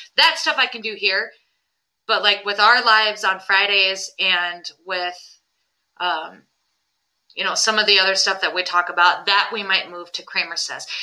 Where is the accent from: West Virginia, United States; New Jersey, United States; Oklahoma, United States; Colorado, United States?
West Virginia, United States; Putnam; I grew up in Putnam